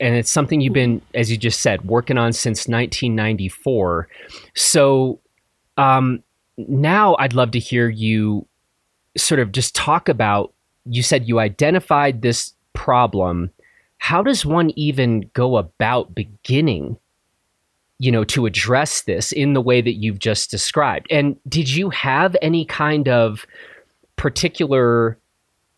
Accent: Chicago, Illinois, United States; moved away; I'm from Chicago originally.

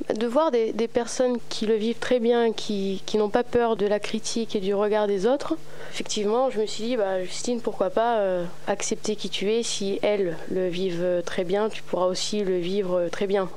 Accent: Toulon, Provence-Alpes-Côte d'Azur, France; J'ai grandi à Toulon, né à Toulon, grandi à Toulon, même quartier

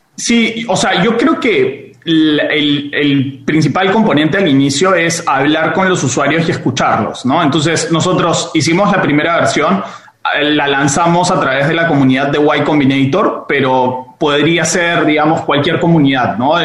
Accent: Peru; yo siendo peruano

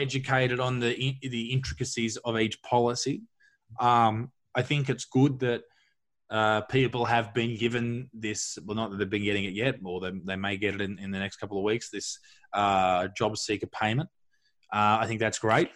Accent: Newcastle, New South Wales, Australia; Dudley Beach, where I grew up in Newcastle

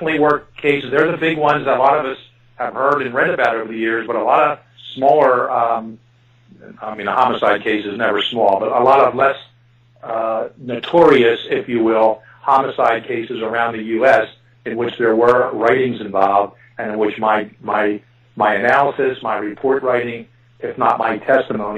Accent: Philadelphia, Pennsylvania, United States; I was born and raised in Philadelphia, and yes, my fellow citizens of this area still pronounce H2O as water.

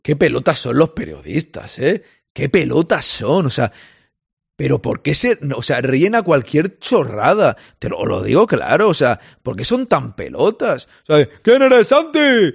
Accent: Catalonia, Spain; yo como catalán

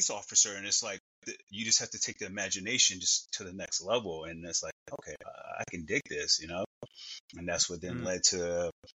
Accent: Chicago, Illinois, United States; I grew up in Chicago, Illinois.

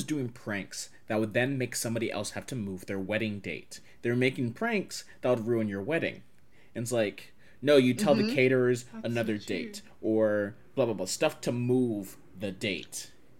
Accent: Texas, United States; I'm from Texas

